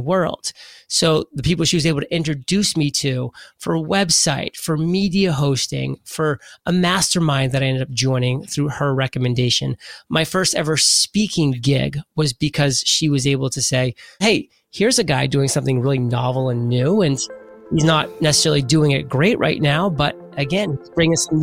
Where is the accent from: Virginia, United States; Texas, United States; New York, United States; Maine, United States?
Maine, United States; I'm from Maine